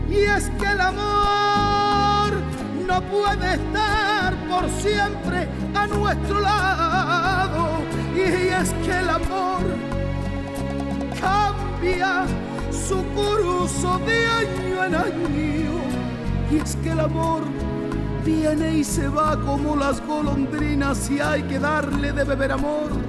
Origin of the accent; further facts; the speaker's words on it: Thailand; crecí en, en Asia, en, en Tailandia